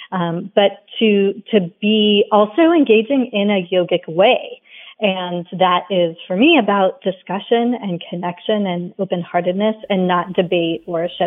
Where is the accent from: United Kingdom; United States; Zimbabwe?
United Kingdom; England; I was born in India. I mean, sorry, {S0} in England. {S1} Um, and then while we were growing up, you know, my brother and I in our early years in England